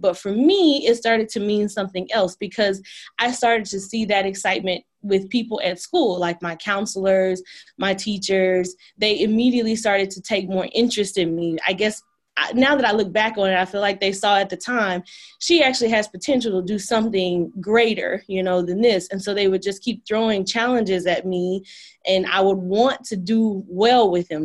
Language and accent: English; Dallas, Texas, United States; I was born in Dallas at Parkland, like many of my other Dallas friends, oh. and I grew up in Highland Hills, which is a a little a, like a eastern part of Oak Cliff